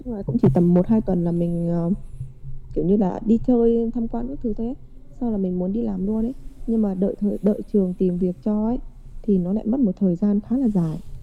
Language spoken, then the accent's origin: Vietnamese; Vietnam; moved away as an adult; now in Japan; mình là người Việt